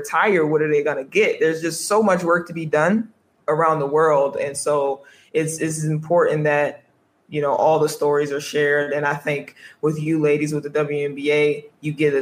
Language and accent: English; United States; moved away as an adult; when I go back to America